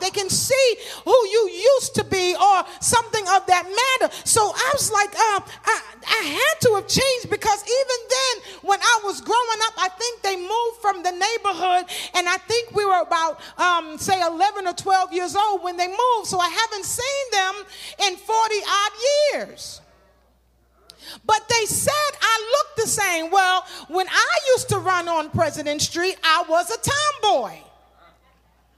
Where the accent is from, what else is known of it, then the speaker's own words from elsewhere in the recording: New York City, New York, United States; I grew up in Crown Heights.